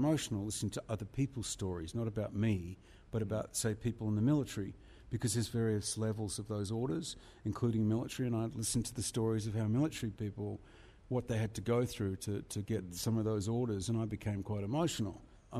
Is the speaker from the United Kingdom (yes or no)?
no; Australia; I'm an Australian